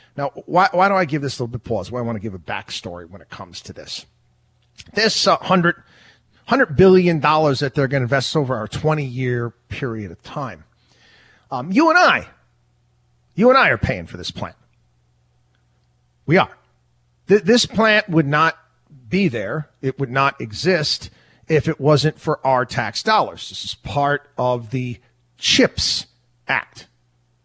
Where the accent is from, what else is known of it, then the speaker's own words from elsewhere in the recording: outside of Albany, New York, United States; also born or lived in Syracuse, New York; I'm from upstate New York. I grew up outside of Albany, New York, went to college out there in Syracuse